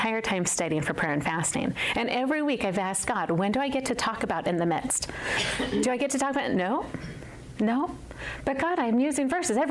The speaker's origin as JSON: {"language": "English", "town": "Las Vegas", "region": "Nevada", "country": "United States", "tie": "born or raised there", "said": "I was born and raised in Vegas. All I knew. Third generation Vegas baby."}